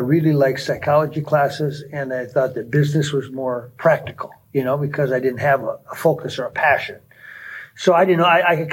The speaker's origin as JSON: {"language": "English", "town": "Gaylord", "region": "Minnesota", "country": "United States", "tie": "born or raised there", "also_born_or_lived": "Glencoe, Minnesota / Brownton, Minnesota", "said": "I was born in Glencoe, Minnesota, right down the road"}